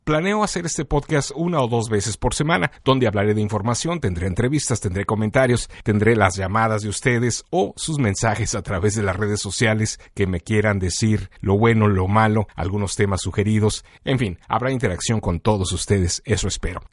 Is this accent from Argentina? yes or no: no; Mexico; now in Chicago, United States; originalmente de México, pero que vine a Chicago en los años 90